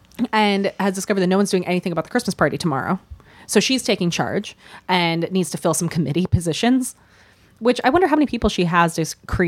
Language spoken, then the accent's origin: English; Minnesota, United States; I grew up in the prairie in Minnesota, and I knew Jewish people and Mormon peop